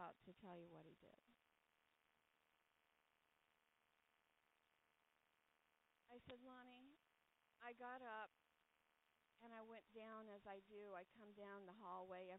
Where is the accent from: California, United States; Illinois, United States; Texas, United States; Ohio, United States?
California, United States; now in New England, United States; I'm from California